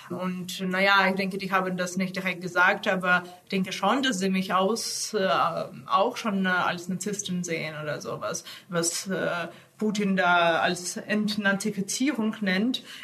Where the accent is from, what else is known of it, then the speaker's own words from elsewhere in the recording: Ukraine; Also ich bin Ukrainerin mit äh, russischem Hintergrund, äh, also russisch, belarussisch, jüdisch, polnisch.